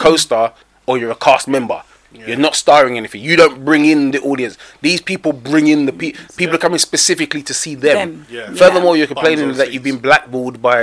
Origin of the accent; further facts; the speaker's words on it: England, United Kingdom; as an English person